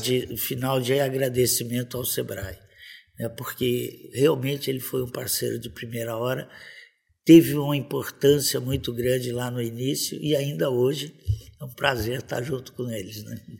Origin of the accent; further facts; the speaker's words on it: Campo Grande, Mato Grosso do Sul, Brazil; also born or lived in Pantanal; E eu nasci aqui na Cândido Mariano, em Campo Grande